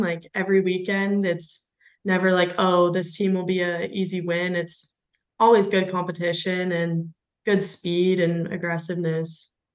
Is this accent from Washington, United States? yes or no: yes; Richland, Washington, United States; I grew up in Richland originally, um, which is just one of the three cities that make up the Tri Cities